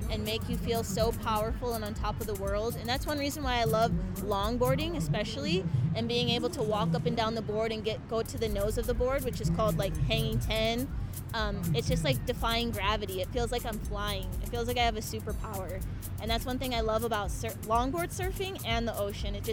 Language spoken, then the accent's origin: English; Waikiki, Hawaii, United States; I'm from Waikiki, Hawaii.